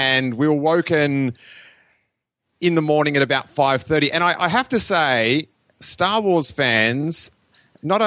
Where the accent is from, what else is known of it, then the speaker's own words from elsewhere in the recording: Australia; I'm from Australia, the other side of the world.